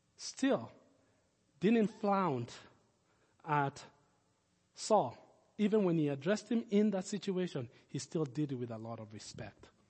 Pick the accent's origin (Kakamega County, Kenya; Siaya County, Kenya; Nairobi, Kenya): Nairobi, Kenya; now in Lincoln; When I was a kid, we grew up in Kenya and, uh, our, our house was in the last development in Nairobi at the time